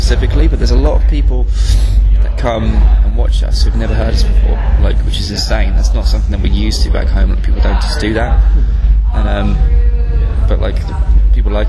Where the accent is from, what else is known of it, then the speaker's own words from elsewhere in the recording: south coast of England, United Kingdom; From the south coast of England, sort of scattered about